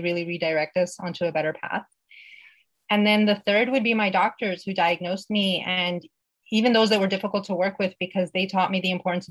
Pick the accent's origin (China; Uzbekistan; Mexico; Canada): Uzbekistan; born there; And so the country I was born in used to be part of the former Soviet Union. I was born in Uzbekistan, and I'm of Persian descent.